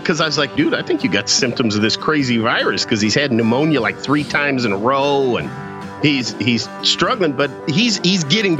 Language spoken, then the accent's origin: English; Carlsbad, New Mexico, United States; we're from Carlsbad, where the caverns are